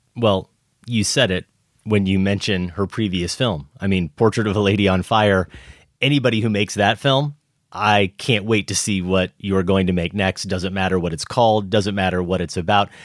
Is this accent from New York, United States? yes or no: no; Iowa, United States; growing up in Iowa